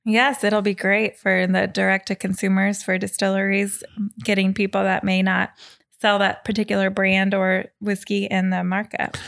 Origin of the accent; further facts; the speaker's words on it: Kentucky, United States; also born or lived in Washington, D.C.; now in Seattle, United States; I was from Kentucky